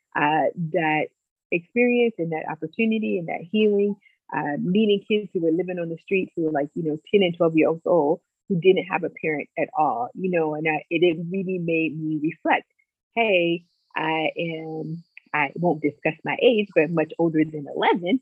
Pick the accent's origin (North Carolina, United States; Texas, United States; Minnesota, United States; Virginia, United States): Virginia, United States; Lexington; also born or lived in Farmville, Virginia; I'm from Lexington, Virginia, a small town